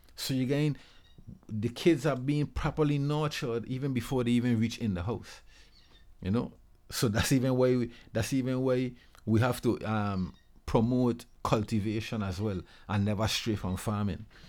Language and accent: English; Charlotte Amalie, U.S. Virgin Islands; I'm from actually Saint Thomas, Saint Thomas Virgin Islands.